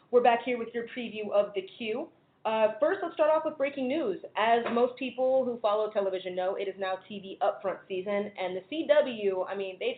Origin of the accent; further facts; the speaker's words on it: Pittsburgh, Pennsylvania, United States; I hail from Pittsburgh, Pennsylvania. That's where I live and work.